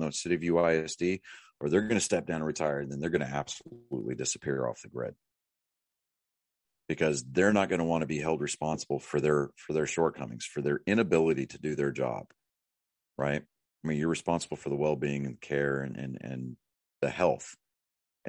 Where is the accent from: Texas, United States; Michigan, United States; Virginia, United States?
Texas, United States; Wichita Falls; moved away as an adult; also born or lived in San Diego, California; now in Lake Jackson, United States; I graduated from Ryder. I graduated in Wichita Falls